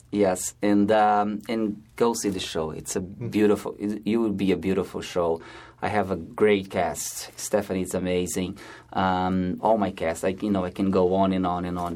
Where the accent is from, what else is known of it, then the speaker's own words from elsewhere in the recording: Brazil; moved away as an adult; now in New York, United States; I'm originally from Brazil